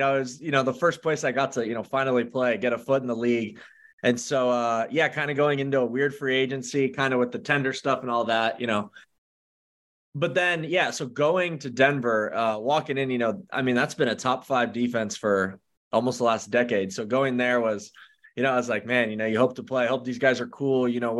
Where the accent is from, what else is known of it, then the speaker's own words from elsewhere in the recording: Canada; And then I was drafted in the first round as a Canadian to go to Canada.